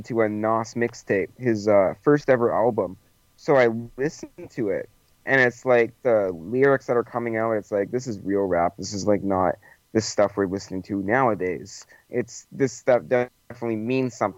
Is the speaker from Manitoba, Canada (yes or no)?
yes; Winnipeg, Manitoba, Canada; I'm from Winnipeg. I don't know if you heard of it, but it's pretty far up north in Canada.